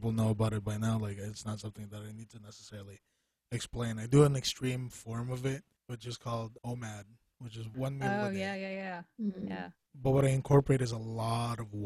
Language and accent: English; Philippines; as a Filipino person